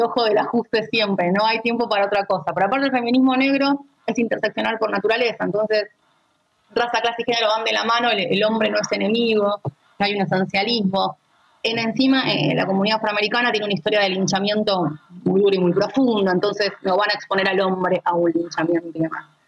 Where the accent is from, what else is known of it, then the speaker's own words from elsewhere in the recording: Argentina; sobre todo como argentinos